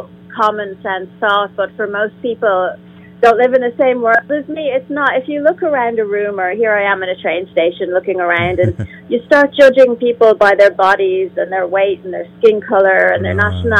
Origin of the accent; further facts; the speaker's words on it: Ireland; I'm from Ireland